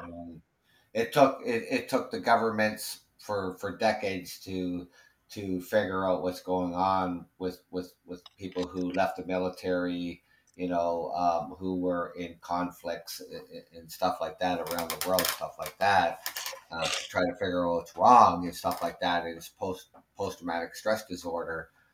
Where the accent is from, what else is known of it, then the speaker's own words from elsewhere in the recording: Canada; I'm Canadian